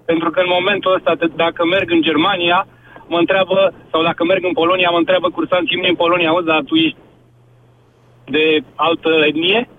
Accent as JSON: {"language": "Romanian", "country": "Romania", "said": "mă trezesc cu stigmatul ăsta că sunt român, pentru că în momentul ăsta în Europa a fi român e sinonim cu altceva."}